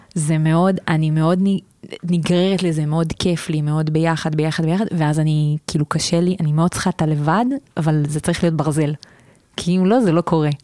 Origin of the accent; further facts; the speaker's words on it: Southern District, Israel; moved away as an adult; also born or lived in Tel Aviv; אני מהדרום, מהצד השני